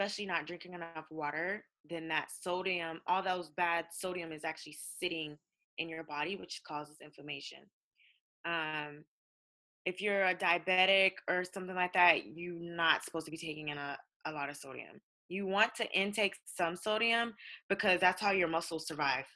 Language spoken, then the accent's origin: English; United States; I'm African American